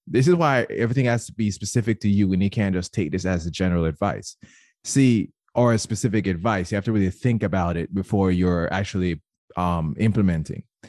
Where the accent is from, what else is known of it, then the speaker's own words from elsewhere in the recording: Jamaica; moved away; I was born and raised in Jamaica, and I, I know for sure whenever I go home